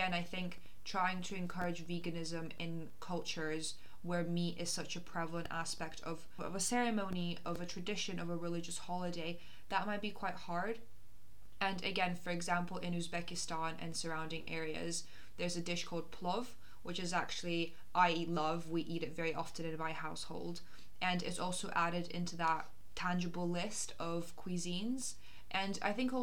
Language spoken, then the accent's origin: English; Moscow, Russia; now in United Kingdom; I come from Russia and I grew up in Moscow, and I go back quite frequently.